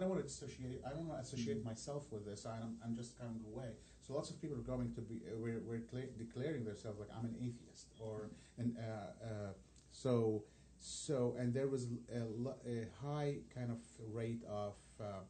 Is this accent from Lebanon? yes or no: yes; Lebanon; first language Arabic; English is a second language; now in Indianapolis, United States; I come from this from Lebanon